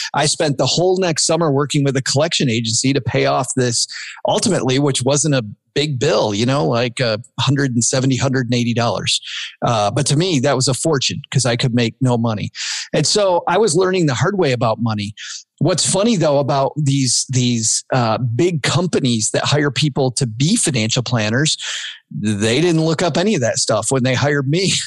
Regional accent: Kalamazoo, Michigan, United States; I'm from Kalamazoo, uh, Southwest Michigan

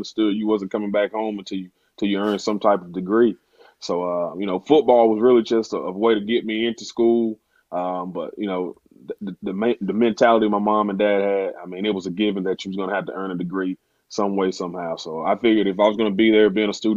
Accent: Theodore, Alabama, United States; also born or lived in Birmingham, Alabama; obviously I'm from the Mobile area, grew up in Theodore, played at Theodore High

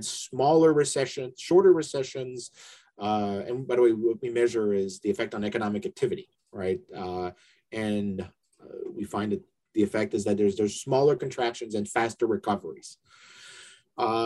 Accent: Canada; also born or lived in London; now in United States; I'm originally from Canada

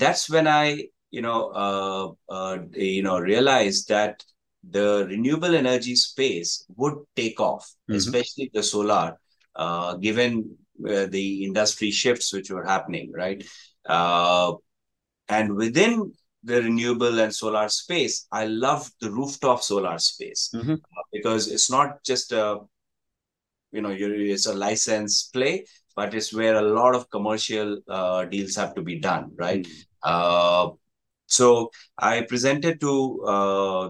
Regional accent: Jamshedpur, Jharkhand, India; moved away as an adult; also born or lived in Delhi / Kolkata; now in Ho Chi Minh City, Vietnam; I hail from India, from Jamshedpur

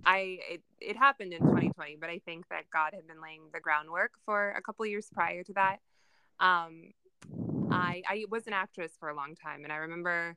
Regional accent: Southern California, United States; I was born and raised in Southern California. I still live in Los Angeles.

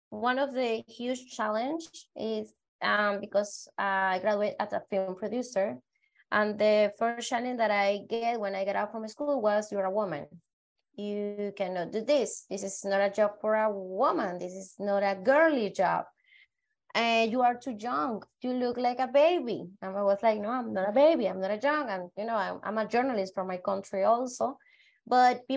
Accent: Venezuela; I'm come from Venezuela

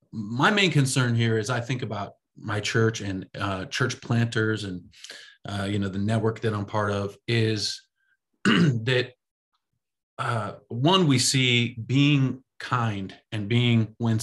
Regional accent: United States

